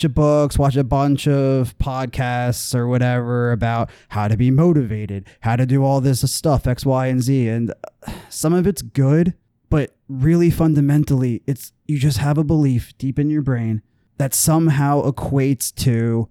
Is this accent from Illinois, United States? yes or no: no; New Jersey, United States; I'm from Jersey. I'm an outsider.